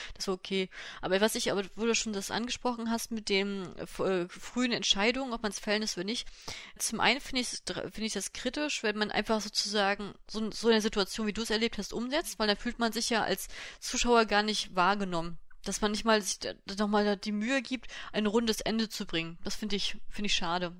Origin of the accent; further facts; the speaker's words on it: Germany; bei uns in Deutschland